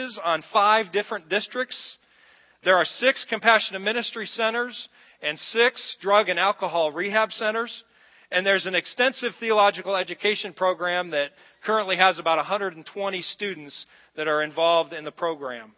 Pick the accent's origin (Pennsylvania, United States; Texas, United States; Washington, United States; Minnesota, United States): Texas, United States; moved away; I'm from Texas